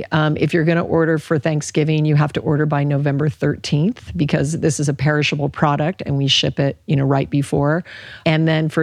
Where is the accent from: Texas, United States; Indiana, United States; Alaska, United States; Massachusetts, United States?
Alaska, United States; And I grew up in Alaska. There were hardly any vegetables, in the long winters.